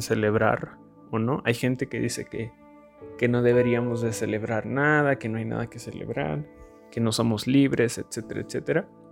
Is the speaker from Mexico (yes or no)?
yes; Mexico; somos mexicanos. Tenemos la dicha o el privilegio de, de haber nacido en México.